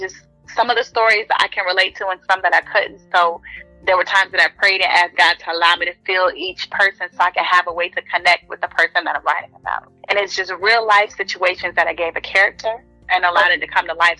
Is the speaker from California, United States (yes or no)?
no; Norfolk, Virginia, United States; I am from Norfolk, Virginia.